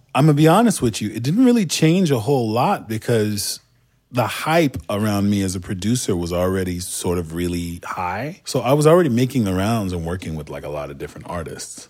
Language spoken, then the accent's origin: English; Istanbul, Turkey; accent: Turkish; English is a second language; also born or lived in Southern United States; now in United States; was born and raised in a part of town in Istanbul called Kadıköy